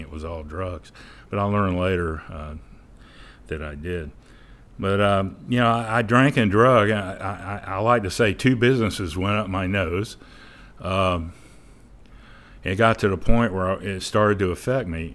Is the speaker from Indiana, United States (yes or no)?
no; St. Augustine, Florida, United States; I'm originally from Saint Augustine. I was born and raised. I'm probably a fourth generation there